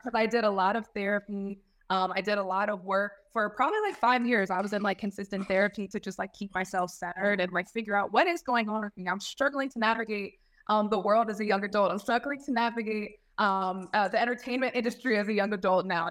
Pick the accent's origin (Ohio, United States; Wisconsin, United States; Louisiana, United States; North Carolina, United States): North Carolina, United States; Fayetteville; originally from Fayetteville, North Carolina